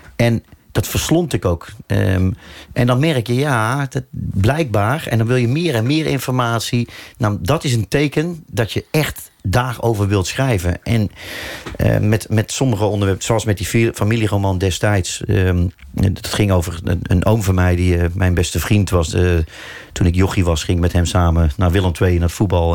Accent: North Brabant, Netherlands; moved away as an adult; now in Amsterdam, Netherlands; Maar ik voel me absoluut ook Brabander.

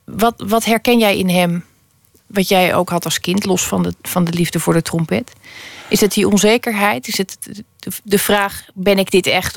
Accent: Holland, Netherlands; als Hollander

